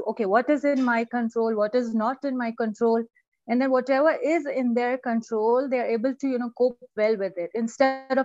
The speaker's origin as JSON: {"language": "English", "country": "Pakistan", "also_born_or_lived": "United Kingdom", "moved": "as an adult", "lives_now": "Iran", "said": "I'm originally from Pakistan. And then I went to UK for my master's, and now I'm living in Iran for the past 14 years."}